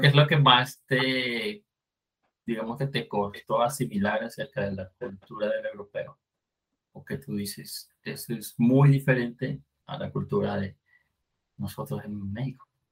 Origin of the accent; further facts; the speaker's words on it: Venezuela; moved away; En Venezuela tenemos